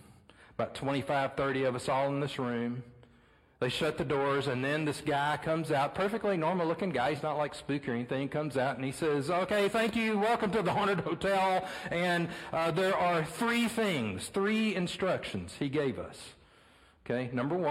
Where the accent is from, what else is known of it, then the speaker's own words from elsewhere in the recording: Beaumont, Texas, United States; my hometown in Beaumont, Texas